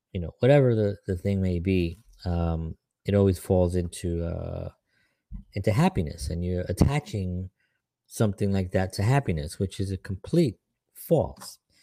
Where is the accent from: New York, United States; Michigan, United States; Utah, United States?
New York, United States; New York City; I grew up in the South Bronx